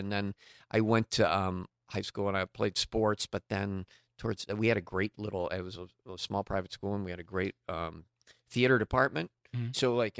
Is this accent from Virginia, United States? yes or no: no; Cambridge, Massachusetts, United States; Cambridge, Massachusetts.